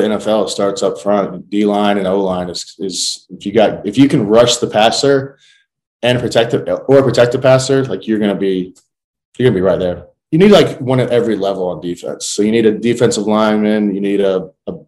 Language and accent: English; Southern Indiana, United States; I grew up in Southern Indiana